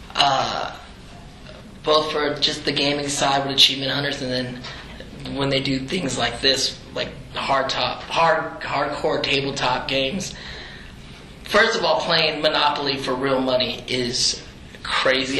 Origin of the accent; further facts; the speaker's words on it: the Bay Area, California, United States; I'm this Filipino kid from the Bay Area, like a little brown boy